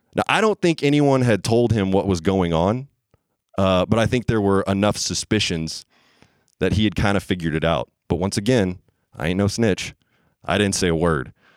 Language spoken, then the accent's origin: English; the Bible Belt, United States; I grew up in the Bible Belt